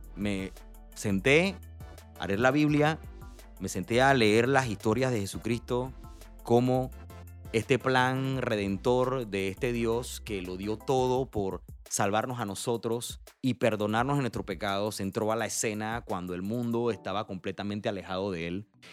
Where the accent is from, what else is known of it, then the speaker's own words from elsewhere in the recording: Panama; nosotros como panameños